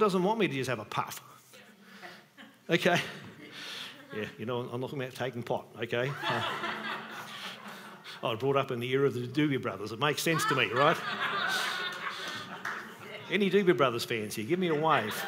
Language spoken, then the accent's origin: English; Australia; I was born in Australia